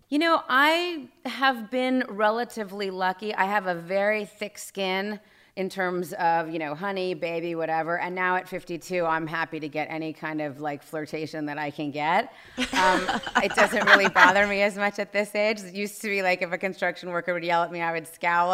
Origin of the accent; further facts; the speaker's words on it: Los Angeles, California, United States; I grew up here in Los Angeles